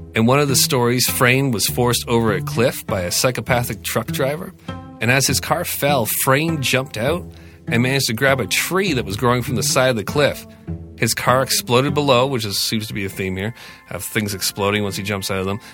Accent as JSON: {"language": "English", "country": "Canada", "said": "I'm purebred Canadian kid"}